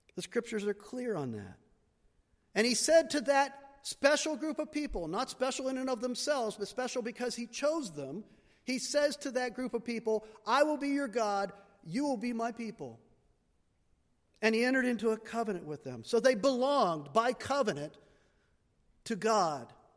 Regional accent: United States; I'm an American. We Americans love choice

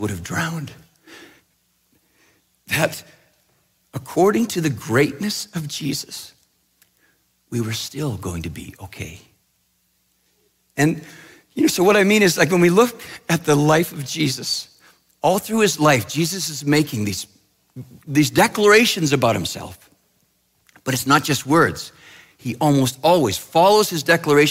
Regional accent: British Columbia, Canada; I grew up in Western Canada, in British Columbia, and in a small town where we lived on this beautiful, beautiful lake called the Shuswap Lake

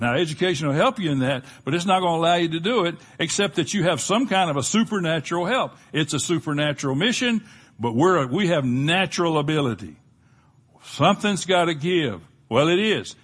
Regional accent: Gulf of Mexico, Gulf Coast, United States; where we grew up on the Gulf of Mexico

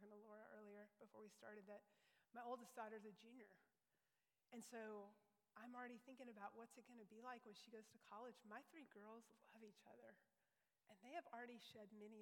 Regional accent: Louisville, United States; When I was growing up in Louisville Bible Church

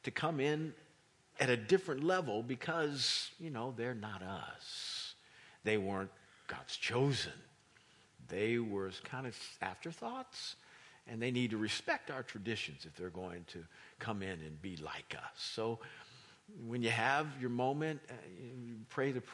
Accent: Kansas, United States; now in East Coast, United States; I'm not from here. I'm from Kansas.

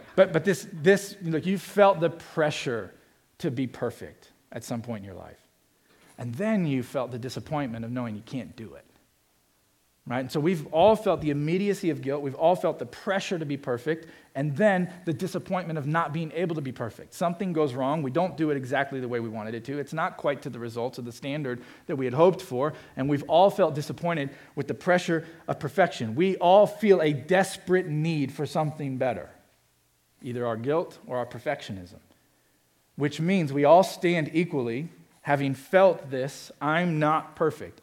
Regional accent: Miami, Florida, United States; now in Indianapolis, United States; Brought us a few championships to my hometown

